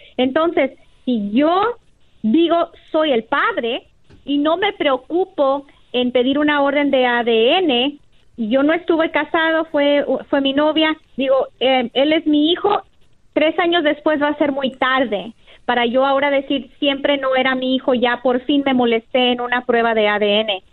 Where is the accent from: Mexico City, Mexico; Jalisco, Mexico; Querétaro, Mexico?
Jalisco, Mexico; felizmente y muy orgullosa, jalisciense